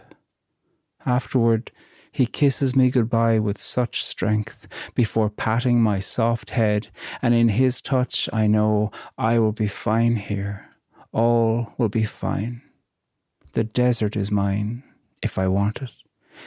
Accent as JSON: {"language": "English", "country": "Ireland"}